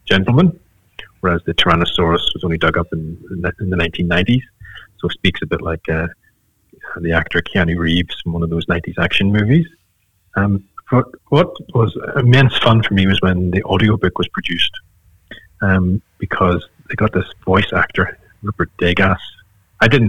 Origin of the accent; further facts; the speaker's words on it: Ireland; being Irish